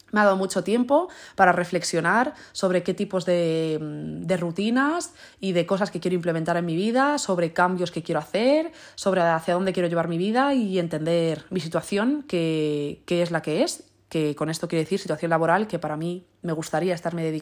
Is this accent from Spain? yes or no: yes; Spain; En plan, soy española y leo las palabras en inglés como si fuesen español.